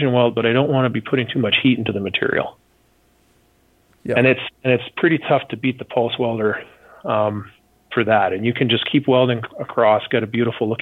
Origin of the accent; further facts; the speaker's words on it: Canada; I'm some goof from Canada.